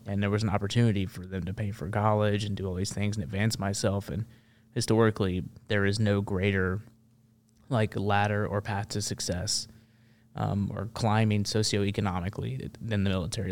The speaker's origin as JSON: {"language": "English", "town": "Memphis", "region": "Tennessee", "country": "United States", "tie": "born or raised there", "lives_now": "Nashville, United States", "said": "I grew up in Memphis, and that's a very um, interesting place to grow up."}